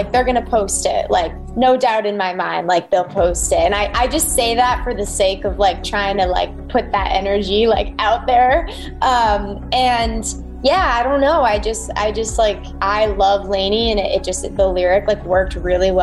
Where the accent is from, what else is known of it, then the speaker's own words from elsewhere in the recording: outside of Boston, Massachusetts, United States; moved away as an adult; also born or lived in North Carolina; now in California, United States; I'm from the East Coast. So I was born just outside of, or I'm from outside of Boston, Massachusetts